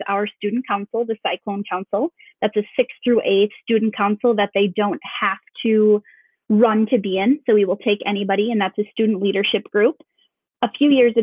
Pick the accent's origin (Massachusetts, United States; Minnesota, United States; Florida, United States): Minnesota, United States; Duluth; now in Anoka, United States; I was born in Minneapolis, but we moved to Duluth when I was in fifth grade, and I lived there until I moved down here to teach with Anoka Hennepin 7 years ago. So definitely consider myself a Duluthian.